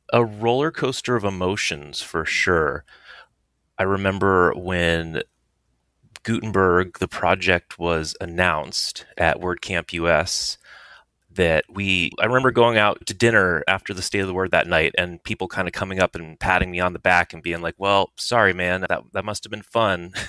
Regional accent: Silicon Valley, California, United States; I grew up in Silicon Valley, reading Hacker News

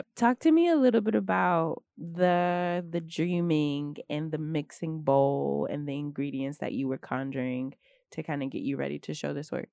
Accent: Houston, Texas, United States; moved away as an adult; now in New York City, United States; I am originally from Houston, Texas

